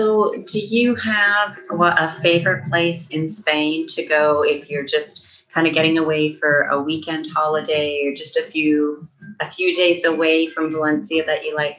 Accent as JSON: {"language": "English", "town": "Calgary", "region": "Alberta", "country": "Canada", "said": "I'm from Calgary, and Vancouver is a close, large city that most people know of, and that is a 12-hour drive."}